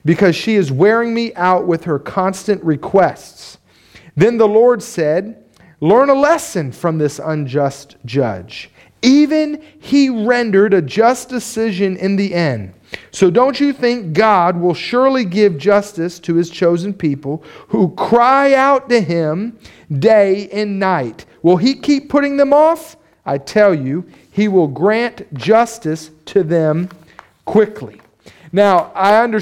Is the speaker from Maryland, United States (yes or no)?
no; Palm Beach County, Florida, United States; I grew up in Palm Beach County.